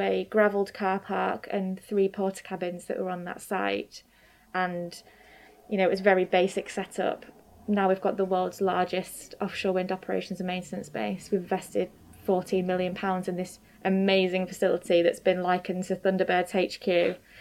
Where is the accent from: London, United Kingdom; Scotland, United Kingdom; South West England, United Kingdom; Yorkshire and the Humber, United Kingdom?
Yorkshire and the Humber, United Kingdom; Grimsby; born or raised there; also born or lived in Newcastle